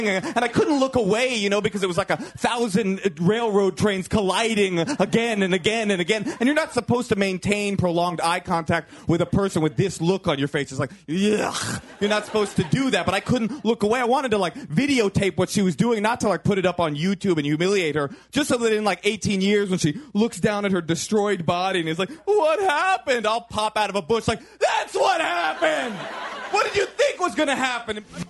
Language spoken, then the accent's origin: English; Oakland, California, United States; also born or lived in Brooklyn; I was coming straight from Oakland. I was this little boy who was super California